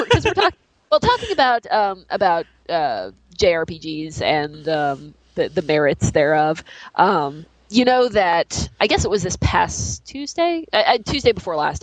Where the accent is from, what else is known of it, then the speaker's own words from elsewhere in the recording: West Virginia, United States; I am from West Virginia